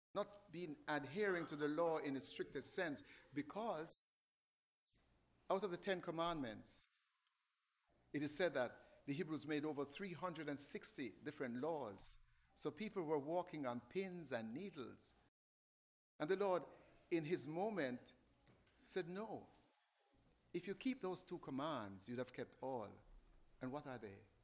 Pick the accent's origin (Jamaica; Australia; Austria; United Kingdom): Jamaica; I'm from Jamaica